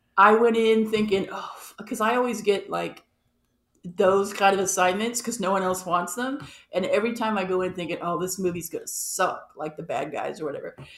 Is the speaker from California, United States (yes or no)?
yes; Los Angeles, California, United States; I grew up in Los Angeles